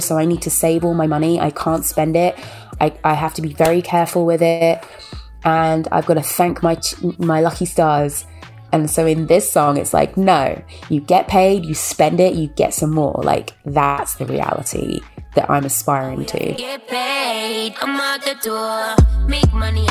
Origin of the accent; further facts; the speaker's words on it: United Kingdom; moved away as an adult; now in United States; as a black woman that grew up in a white town, as a British woman living in America